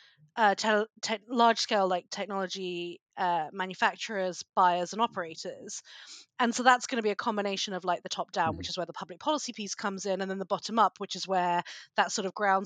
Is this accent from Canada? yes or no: no; United Kingdom; moved away as an adult; also born or lived in United States; As you can probably tell from my accent, I'm a Brit